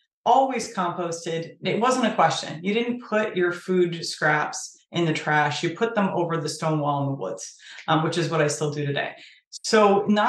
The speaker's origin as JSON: {"language": "English", "town": "Sturbridge", "region": "Massachusetts", "country": "United States", "tie": "born or raised there", "said": "I actually live in the same town that I grew up in Sturbridge, Massachusetts."}